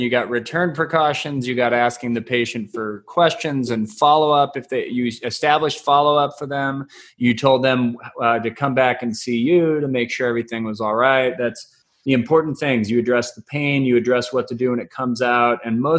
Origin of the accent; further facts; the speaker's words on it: Pittsburgh, Pennsylvania, United States; No, I'm from Pittsburgh. I don't have a doc out here.